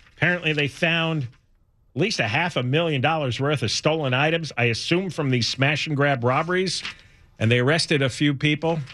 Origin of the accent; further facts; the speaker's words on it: New York City, New York, United States; now in Los Angeles, United States; I grew up in the New York City area